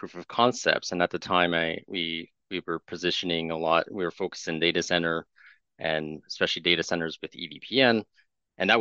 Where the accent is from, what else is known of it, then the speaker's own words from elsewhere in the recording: Montreal, Quebec, Canada; first language French; English is a second language; now in Ottawa, Canada; I grew up in Montreal, so I'm more native French speaking. So you'll potentially notice that in my accent when I'm talking